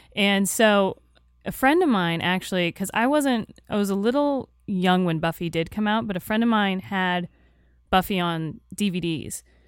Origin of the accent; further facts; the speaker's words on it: Tampa, Florida, United States; I grew up in Tampa, Florida